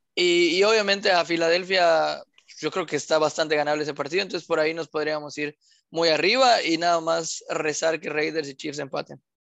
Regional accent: Mexico; somos mexicanos

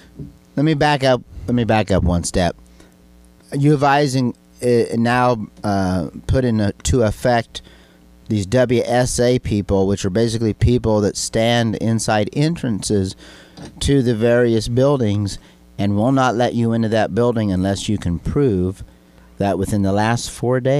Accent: Illinois, United States; we're from Illinois

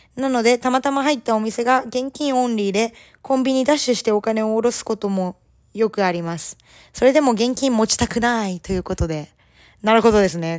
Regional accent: Japan; now in Canada; 日本人で、まあ英語が第二言語の身

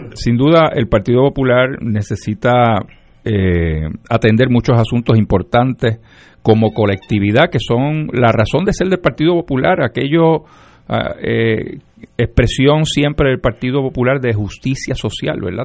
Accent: Lares, Puerto Rico; nací y me crié en Lares

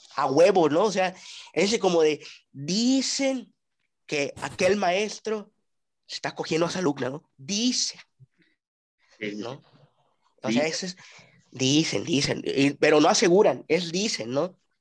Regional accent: Mexico; nosotros como mexicanos

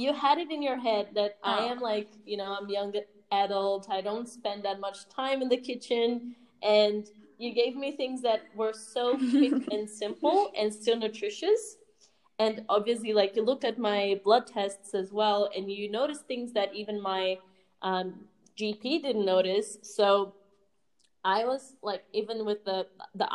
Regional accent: Australia; accent: Aussie; It's my Aussie accent

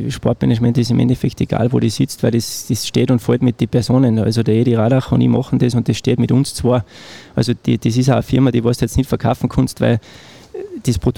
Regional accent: Wagrain, Salzburg, Austria; in Wagrein, äh, ja. Genau. ja. Mhm. Äh, meine Heimat.

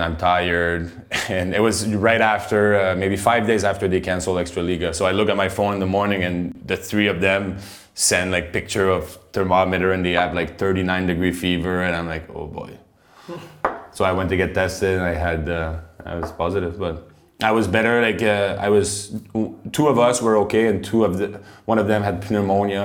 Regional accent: Quebec, Canada; moved away as an adult; now in Prague, Czech Republic; growing up in Quebec in the French part

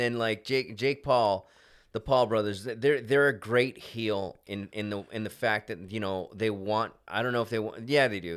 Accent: Hemet, California, United States; we're from Hemet

